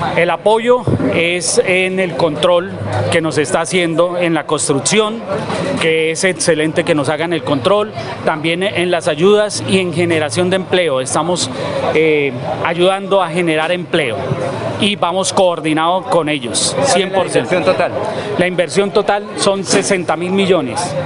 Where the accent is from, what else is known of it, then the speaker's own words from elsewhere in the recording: Santander, Colombia; somos santanderianos